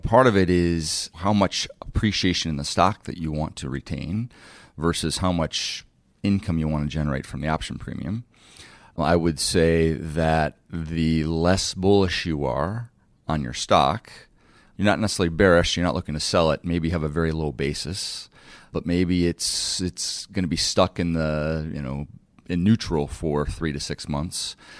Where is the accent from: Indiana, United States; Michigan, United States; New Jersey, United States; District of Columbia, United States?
Michigan, United States; Detroit; moved away as an adult; also born or lived in New York; Growing up in Detroit, I was a third generation G M guy, person